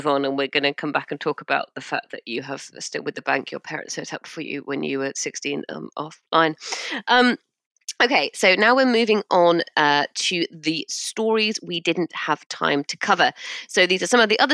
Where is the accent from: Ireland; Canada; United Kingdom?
United Kingdom; I'm British